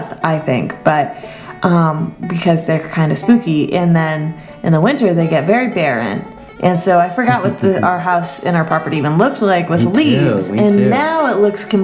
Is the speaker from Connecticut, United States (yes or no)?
yes; Old Lyme, Connecticut, United States; the earlier part of my childhood, I grew up in Old Lyme, Connecticut.